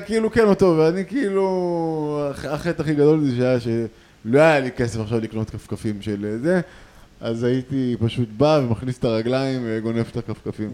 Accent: Tel Aviv, Tel Aviv District, Israel; אנחנו מתל אביב

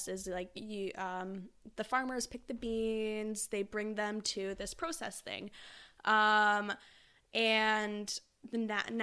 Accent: Sooke, British Columbia, Canada; moved away; I'm from the island

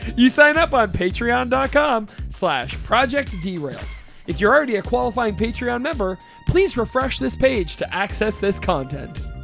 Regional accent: Austintown, Ohio, United States; I'm from Austin Town

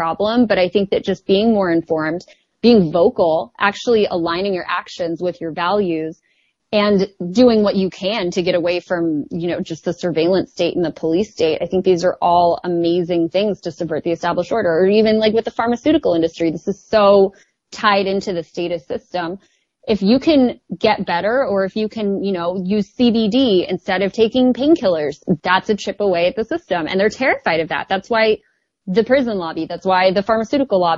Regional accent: the Valley, California, United States; accent: Valley; I really am from the Valley

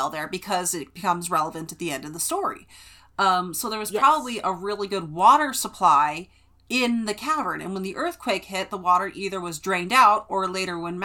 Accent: California, United States; having grown up in California

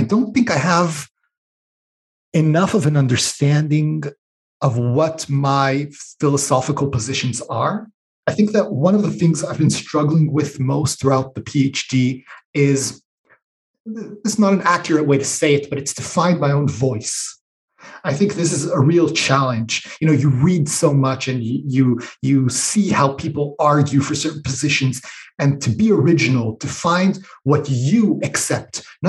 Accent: Israel; also born or lived in United States; So I grew up in Israel and in the US. So I'm international, binational, however you want to call it.

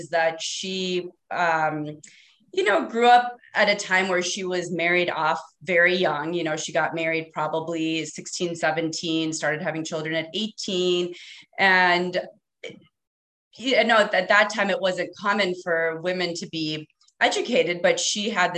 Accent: Fargo, North Dakota, United States; moved away; also born or lived in Minneapolis; I grew up in an immigrant family in a predominantly non-immigrant community

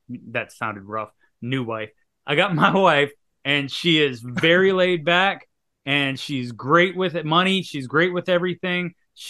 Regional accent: Louisiana, United States; now in Mississippi, United States; But I'm from Louisiana originally. I'm in Mississippi right now.

